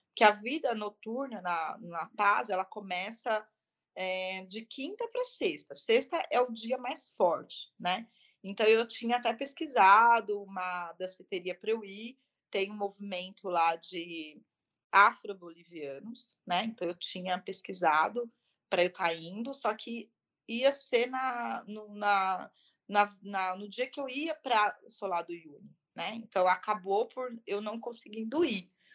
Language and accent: Portuguese; Brazil; also born or lived in São Paulo; eu como brasileira também